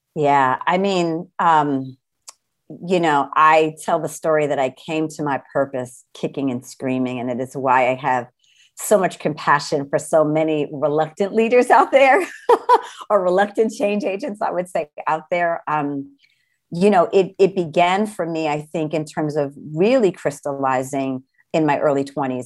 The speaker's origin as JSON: {"language": "English", "town": "New Rochelle", "region": "New York", "country": "United States", "tie": "born or raised there", "also_born_or_lived": "Brooklyn, New York / Manhattan, New York", "said": "I grew up in right outside of New York City, New Shell, New York"}